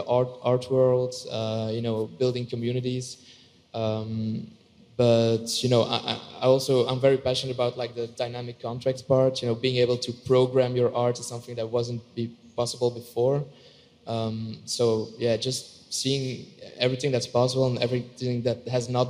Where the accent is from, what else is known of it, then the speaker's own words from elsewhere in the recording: Belgium; I'm an artist from Belgium.